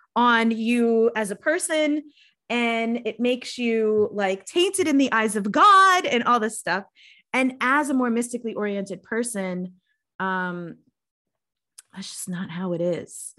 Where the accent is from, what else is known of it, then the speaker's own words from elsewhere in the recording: New York, United States; moved away as an adult; also born or lived in Baltimore; being a New Yorker growing up in that environment.